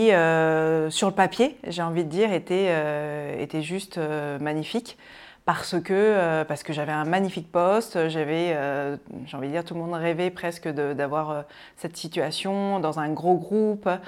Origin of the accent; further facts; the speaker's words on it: N'Djamena, Chad; moved away; also born or lived in Rochefort-sur-Mer, France; alors moi je suis née euh, à Rochefort-sur-Mer, donc c'est près de La Rochelle, et très rapidement, comme je le disais tout à l'heure, mes parents sont partis, euh, sont partis en Afrique pour, euh, vivre une expatriation, et je suis arrivée à, à trois mois au Tchad, à Djamena exactement.